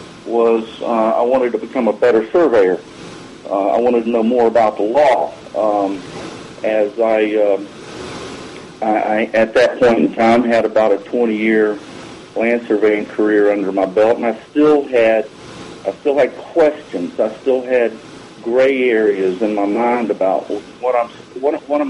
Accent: Alabama, United States; my home state of Alabama

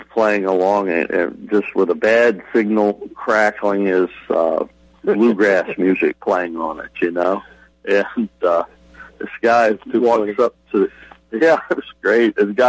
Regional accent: Mid-East Coast, Mid-Atlantic, United States; I'm from the Middle East Coast

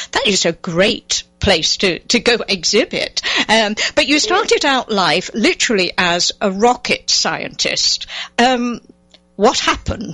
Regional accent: England, United Kingdom; now in United States; find gardens in England, um, obviously coming from there

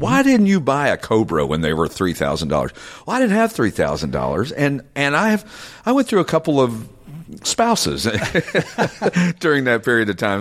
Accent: Knoxville, Tennessee, United States; now in Morgantown, United States; I grew up in Knoxville, which was north of there, about ninety miles

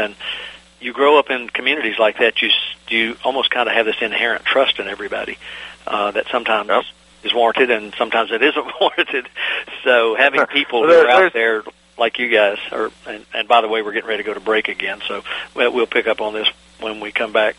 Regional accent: North Carolina, United States; also born or lived in Virginia; I was born in North Carolina, and as my regular listeners know, I was only born in North Carolina because there weren't any hospitals in the mountains of Virginia across the border where my parents lived. So, but still a lot of my growing up and experiences through life have been in North Carolina.

